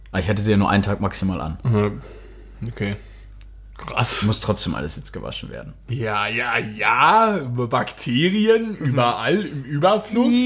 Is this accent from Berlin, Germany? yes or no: no; Schwerte, North Rhine-Westphalia, Germany; bin 22 Jahre alt und komme aus dem wunderschönen Schwerte.